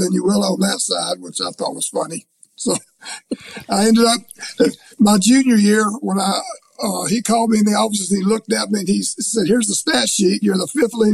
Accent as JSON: {"language": "English", "region": "Kentucky", "country": "United States", "tie": "born or raised there", "said": "I was born in Kentucky"}